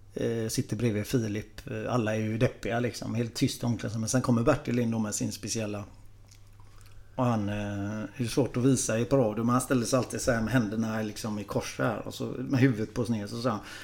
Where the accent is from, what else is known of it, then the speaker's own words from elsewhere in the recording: Gothenburg, Västra Götaland, Sweden; jag är uppvuxen ute i Frölunda